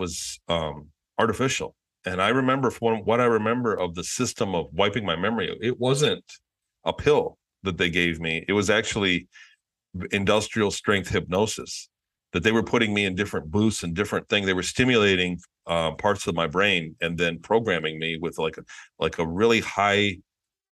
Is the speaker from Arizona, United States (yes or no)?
no; Michigan, United States; since I was born, I lived in Michigan. I grew up in Michigan